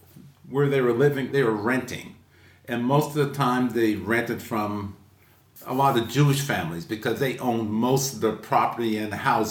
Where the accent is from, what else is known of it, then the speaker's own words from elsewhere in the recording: Yarmouth, Nova Scotia, Canada; moved away; I was born in Yarmouth and raised in Yarmouth and went to school in Yarmouth. But I'm one of these people who actually came back to Yarmouth.